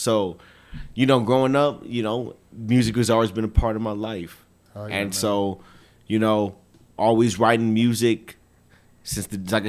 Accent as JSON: {"language": "English", "town": "El Paso", "region": "Texas", "country": "United States", "tie": "born there", "said": "Okay, so yeah, my background, born here in El Paso, Texas. My parents were in the military."}